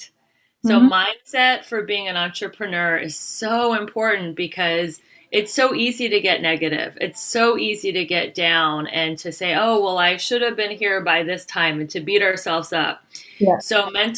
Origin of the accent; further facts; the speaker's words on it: United States; I'm from America